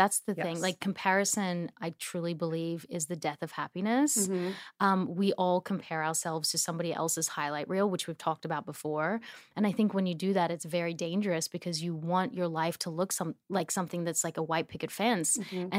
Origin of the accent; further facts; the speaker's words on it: Australia; accent: Australian; because I've lost my accent, I feel like I was putting it on so much. Mm-hmm. And I was like almost not being kind to Australia because I was like, yeah, mate, has it.